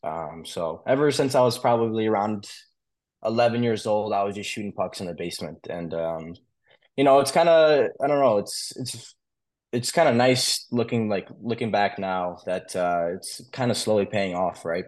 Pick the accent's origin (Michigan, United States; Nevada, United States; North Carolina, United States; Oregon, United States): Michigan, United States; Wolverine; also born or lived in Russia; I was born in Michigan